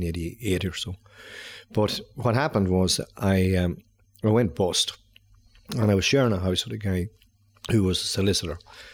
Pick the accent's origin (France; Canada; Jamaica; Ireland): Ireland; Clones, County Monaghan; also born or lived in Dublin; now in Drogheda, Ireland; I'm originally from Clonus.